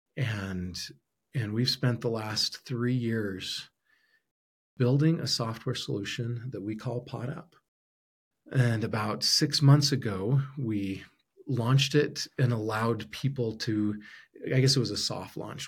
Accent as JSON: {"language": "English", "region": "Arizona", "country": "United States", "tie": "born or raised there", "also_born_or_lived": "Utah / Brazil", "moved": "yes", "lives_now": "Idaho, United States", "said": "I grew up in Arizona"}